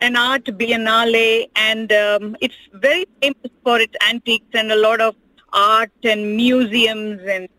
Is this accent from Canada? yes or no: no; Kochi, Kerala, India; I'm from Kochi in the south of India.